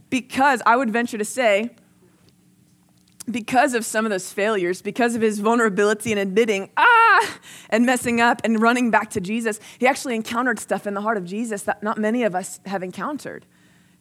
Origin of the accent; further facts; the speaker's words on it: New Jersey, United States; now in Texas, United States; I grew up in New Jersey, and then I moved to Texas.